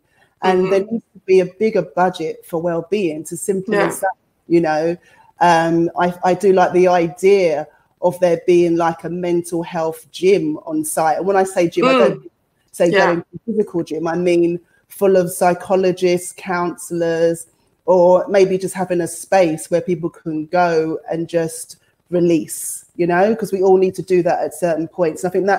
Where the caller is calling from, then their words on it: London, United Kingdom; But I feel that here, maybe coming from the West, because I'm talking from London, I feel that needs to be identified further and there needs to be a budget for it.